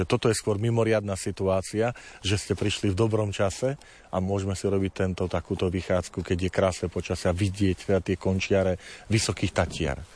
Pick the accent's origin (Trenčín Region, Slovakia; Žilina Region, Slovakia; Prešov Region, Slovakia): Žilina Region, Slovakia; Tvrdošín; Ja som vyrastal chlapec z dediny. Medvedzie to je časť pri tvrdošíne, kde sme doma gazdovali.